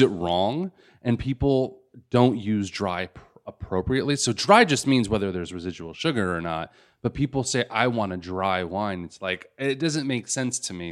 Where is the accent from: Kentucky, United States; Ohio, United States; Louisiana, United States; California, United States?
California, United States; Los Angeles; I was born in Los Angeles